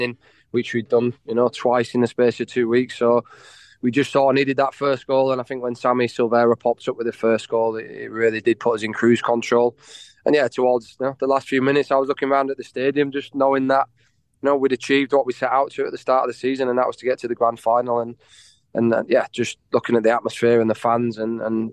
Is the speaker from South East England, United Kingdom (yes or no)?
no; Leeds, Yorkshire and the Humber, United Kingdom; now in Australia; I grew up in Leeds, like Rich here as well